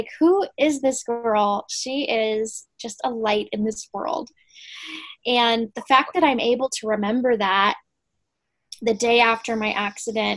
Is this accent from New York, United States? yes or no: no; Arizona, United States; I'm an Arizona native. I'm one of the few. Yeah. So I was born and raised in the desert